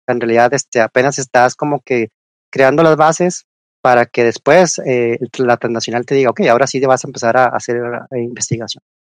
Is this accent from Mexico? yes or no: yes; Chihuahua, Mexico; yo que soy ya de Chihuahua